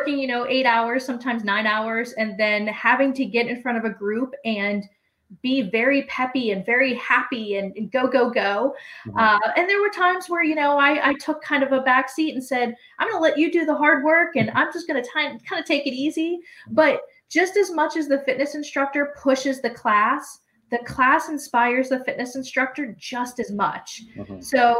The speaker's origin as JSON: {"language": "English", "town": "Pittsburgh", "region": "Pennsylvania", "country": "United States", "tie": "born or raised there", "said": "I am born and raised in Pittsburgh"}